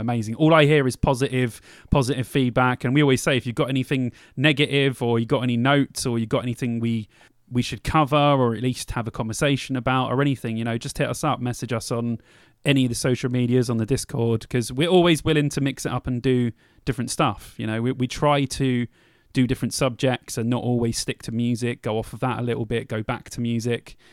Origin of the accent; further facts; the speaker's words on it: London, United Kingdom; moved away; I'm from London